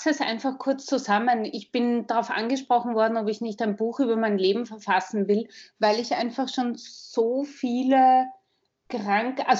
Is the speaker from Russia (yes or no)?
no; Vienna, Austria; Wie man schon hören kann, ich bin aus Wien. Ich bin in Wien geboren, bin seit letzten Samstag 45 Jahre alt